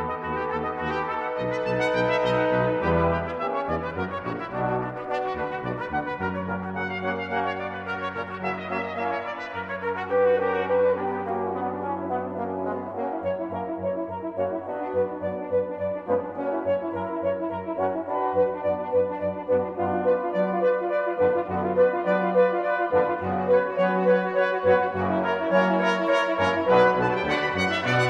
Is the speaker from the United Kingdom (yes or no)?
yes; Campbeltown, Scotland, United Kingdom; now in United States; spending a wonderful New Year with friends and family in my hometown of Campbelltown